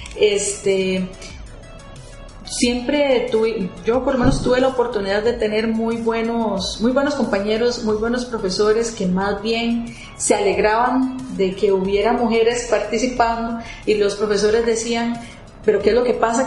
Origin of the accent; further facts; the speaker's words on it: Costa Rica; moved away as an adult; also born or lived in Germany; uno como costarricense